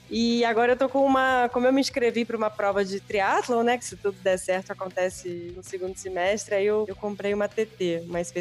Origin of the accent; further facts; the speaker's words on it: Rio de Janeiro, Brazil; now in São Paulo, Brazil; Estou em São Paulo. Sou, não sou daqui, sou do Rio, mas moro em São Paulo já há bastante tempo. Dizem meus amigos que eu até já perdi o, quase todo o sotaque.